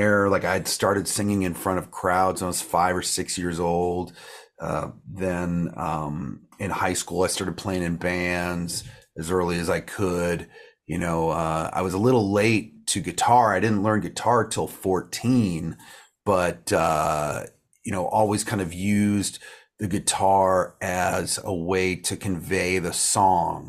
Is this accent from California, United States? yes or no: no; Virginia, United States; now in Los Angeles, United States; I grew up in Virginia